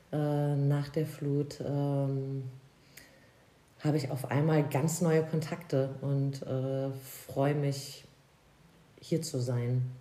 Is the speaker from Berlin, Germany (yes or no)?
no; Koblenz, Rhineland-Palatinate, Germany; Aus Koblenz. Also das ist genau. dein, okay. Das ist meine Heimat, genau, also auch nicht so weit weg.